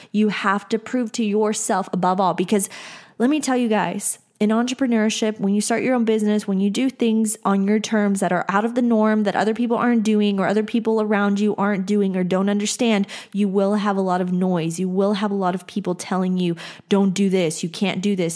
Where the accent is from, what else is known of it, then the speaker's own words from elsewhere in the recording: Texas, United States; I grew up in Texas